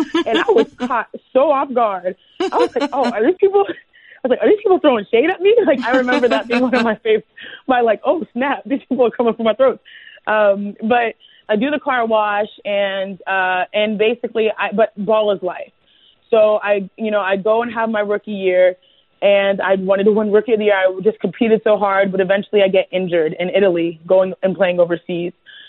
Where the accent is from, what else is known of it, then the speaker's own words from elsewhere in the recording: Nigeria; being Nigerian and going back to Nigeria so often in Africa